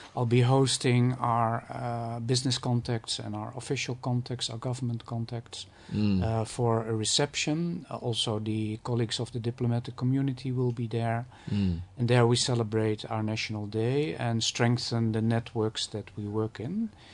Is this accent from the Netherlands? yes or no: yes; Netherlands; moved away as an adult; now in Ghana